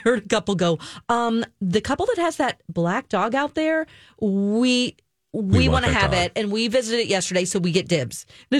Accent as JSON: {"language": "English", "town": "Springfield", "region": "Missouri", "country": "United States", "tie": "born or raised there"}